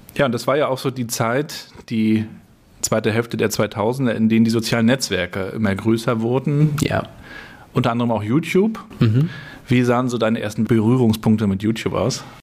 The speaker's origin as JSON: {"language": "German", "region": "Northern Germany", "country": "Germany", "also_born_or_lived": "Hamburg", "said": "Du bist ja Nordlicht, so wie ich auch"}